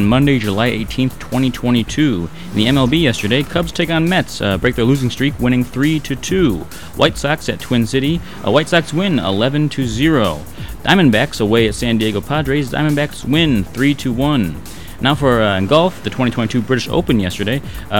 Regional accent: Ireland; And Rory McIlroy. I'm an Irishman, I should know that.

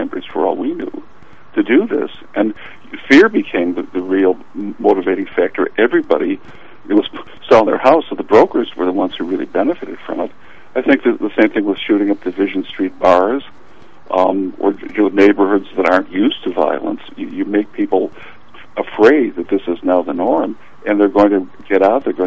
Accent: United States; growing up in the South Side

